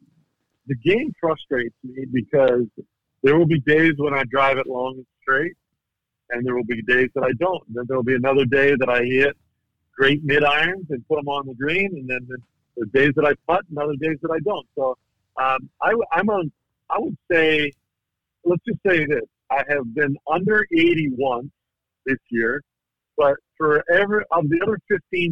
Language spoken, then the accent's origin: English; Southern Ontario, Canada; moved away as an adult; also born or lived in Phoenix; growing up in Southern Ontario, I've been a Bills fan longer than I've been anything else.